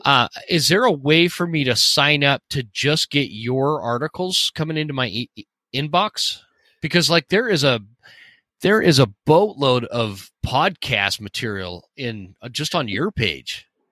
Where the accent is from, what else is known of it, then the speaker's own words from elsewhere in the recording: Utah, United States; I was raised in Utah